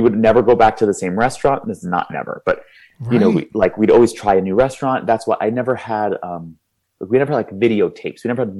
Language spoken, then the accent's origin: English; New York City, New York, United States; moved away; also born or lived in Los Angeles; I grew up on the East Coast, as you did, but in different. I grew up in Manhattan.